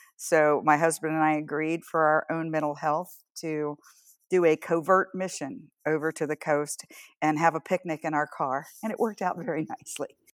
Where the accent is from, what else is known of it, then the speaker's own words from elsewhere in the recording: Atlantic coast of the US, the South, United States; also born or lived in Washington State / Iowa; now in Northern California, United States; I was raised on the Atlantic Ocean side of the country, a couple of miles from the ocean